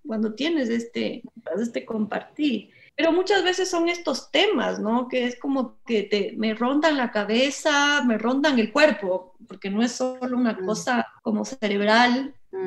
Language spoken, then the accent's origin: Spanish; Ecuador; moved away as an adult; salí del Ecuador joven, ¿no? A los 18 años y me quedé 17. Me quedé mucho tiempo afuera y después volví